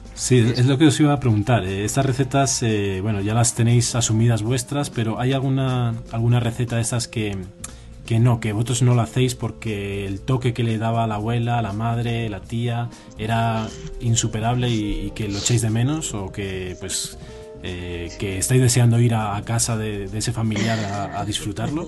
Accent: Toro, Castile and León, Spain; moved away; yo soy de Toro, no sé si lo he dicho alguna vez en sí, soy de Toro de Zamora

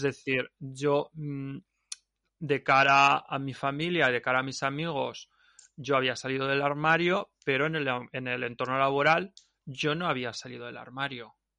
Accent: Alicante, Valencian Community, Spain; also born or lived in Ibiza / Mallorca; mi pueblo

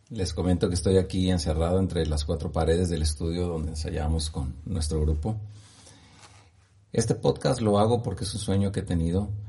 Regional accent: Guanajuato, Mexico; born there; also born or lived in Morelia / Uruapan / San Diego / Orlando; now in Ciudad Guzmán, Mexico; Nací en Guanajuato, viví en Morelia, viví en Uruapan, regresé a Morelia, de nuevo estuve en Uruapan, fui a San Diego, California, viví en Orlando, Florida, en Puerto Rico, en Uruapan, en Chicago

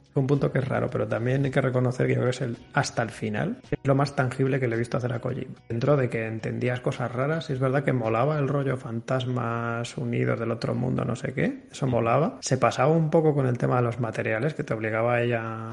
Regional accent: Valladolid, Castile and León, Spain; Yo soy también de Valladolid

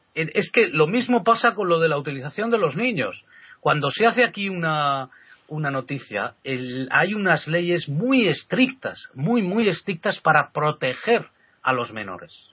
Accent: Spain; siendo español

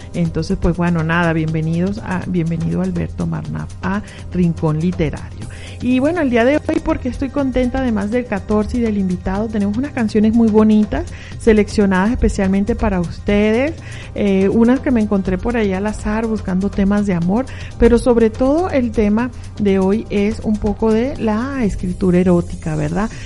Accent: Venezuela; moved away as an adult; also born or lived in Mexico City, Mexico / León, Guanajuato, Mexico; now in Mexico

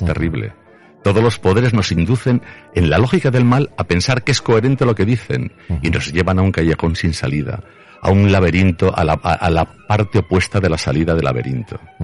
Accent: Zaragoza, Aragon, Spain; creo que fuimos dos personas de Zaragoza

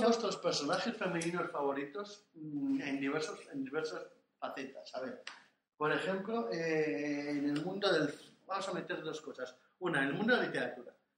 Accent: Asturias, Spain; soy asturiano

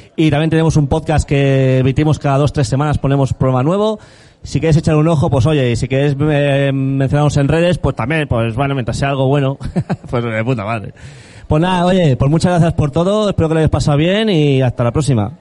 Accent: Region of Murcia, Spain; Soy murciano

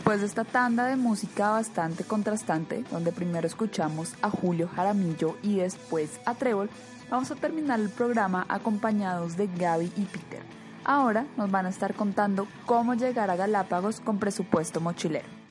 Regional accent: Colombia; Colombia, mi país natal

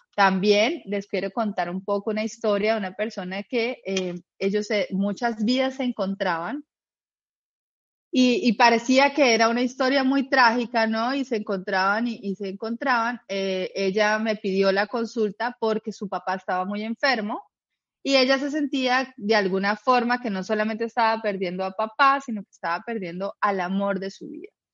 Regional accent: Colombia; now in Uruguay; yo soy de Colombia, en este momento estoy en Uruguay

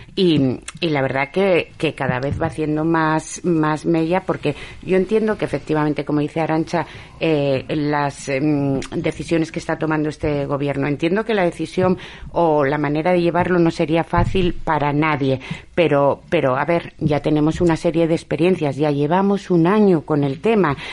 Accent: Basque Country, Spain; now in Avilés, Spain; yo soy vasca

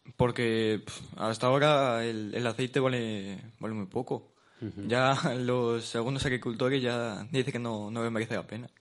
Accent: Villarino de los Aires, Castile and León, Spain; en mi pueblo, en Villarino de los Aires

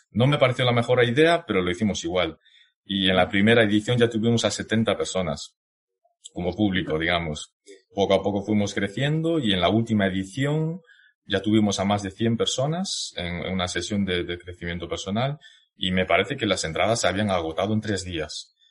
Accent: Zhejiang, China; born there; nací en Zhejiang, que como la gran mayoría de vosotros sabréis, eh, me parece que un 85% de los chinos en España, generalmente en Europa, somos de la misma zona

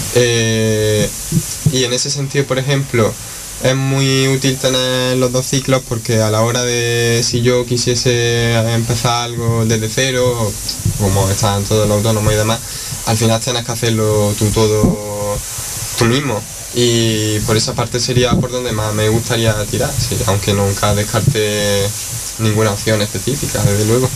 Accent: Granada, Andalusia, Spain; yo soy de aquí de Granada, vivo en el Cerrillo de Maracena

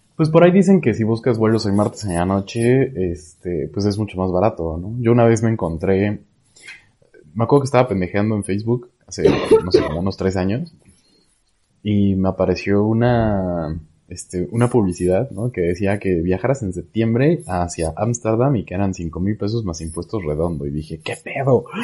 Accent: Puebla, Mexico; now in San Luis Potosí, Mexico; yo vivo en San Luis Potosí, eh, soy de Puebla

